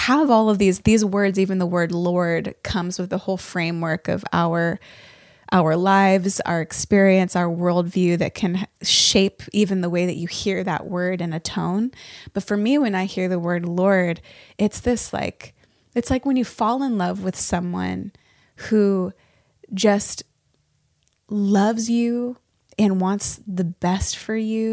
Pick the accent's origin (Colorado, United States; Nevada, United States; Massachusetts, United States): Nevada, United States; Northern; now in Nashville, United States; I grew up in Northern Nevada